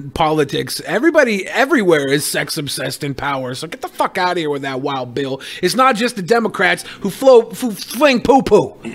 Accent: Florida, United States; We're from Florida. We will survive.

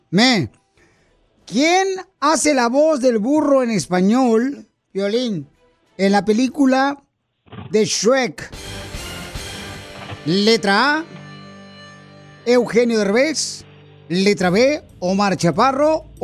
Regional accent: Guatemala; now in United States; Originario de Guatemala

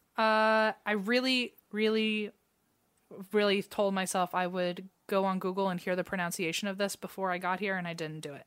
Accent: United States; I'm American

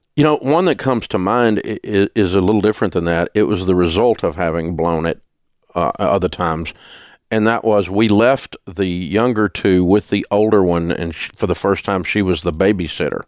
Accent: the South, United States; I'm from the South

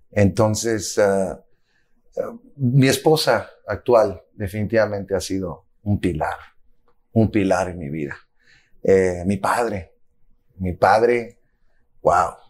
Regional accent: Zacatecas, Mexico; also born or lived in United States; soy ciudadano del mundo con pasaporte mexicano y americano. Nací en los Estados Unidos durante una gira eh, que mis padres tenían por acá, eh, que hacían anualmente, pero eh, culturalmente soy mexicano.

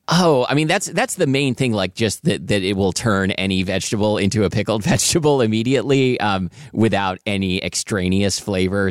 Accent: the Northwest, Pacific Northwest, United States; I grew up in the Northwest

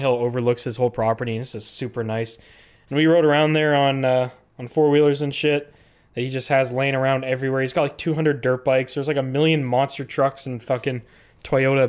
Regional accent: Canada; as a Canadian

